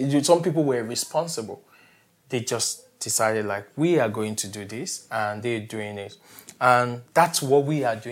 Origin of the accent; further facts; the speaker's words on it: Nigeria; also born or lived in Lagos / Kigali / Austin; I'm from Nigeria, and I live almost everywhere.